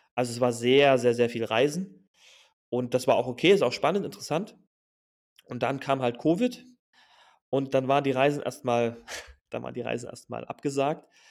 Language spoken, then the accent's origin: German; Germany; moved away as an adult; now in Mauritania; bei uns in Deutschland